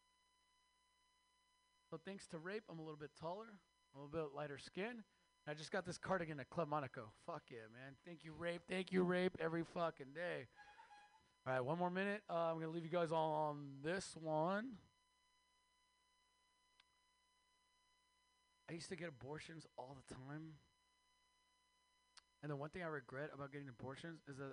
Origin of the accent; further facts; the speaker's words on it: Mexico; moved away; I am Mexican from Mexico